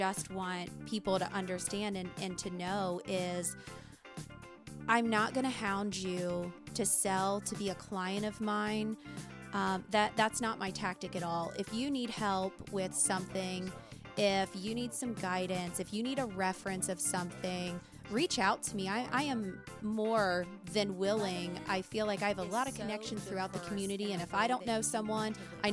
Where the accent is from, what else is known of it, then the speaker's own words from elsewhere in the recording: Lebanon, Ohio, United States; Lebanon's my hometown